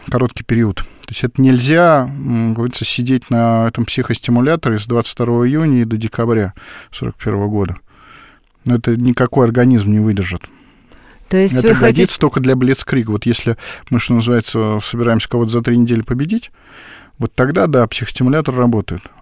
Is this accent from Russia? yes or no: no; Tashkent, Uzbekistan; Вот, например, в моем родном городе Ташкенте как появился 84-й авиационный завод?